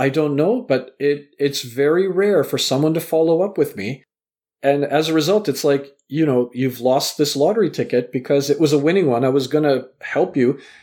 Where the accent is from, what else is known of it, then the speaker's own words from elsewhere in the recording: Vancouver, British Columbia, Canada; also born or lived in Southampton, England; I was born in England, raised in Canada